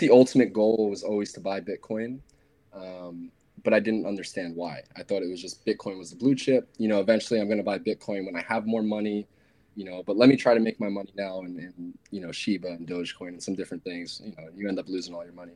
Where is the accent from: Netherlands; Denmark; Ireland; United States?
United States; New York; I'm personally from New York